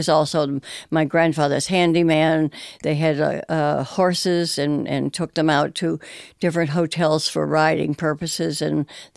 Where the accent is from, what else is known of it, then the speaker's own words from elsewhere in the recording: Ashland, New York, United States; I'm from Ashland, New York, and I've lived here all my life